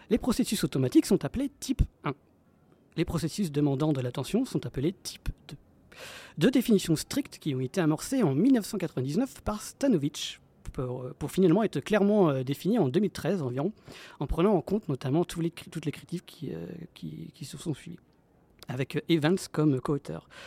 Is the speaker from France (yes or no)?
yes; France